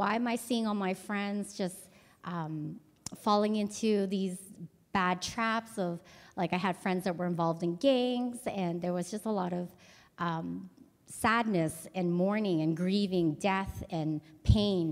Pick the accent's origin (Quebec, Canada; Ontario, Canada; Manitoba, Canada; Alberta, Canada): Alberta, Canada; Edmonton; moved away as an adult; now in Cambodia; I was born in Edmonton and grew up in a Vietnamese church there.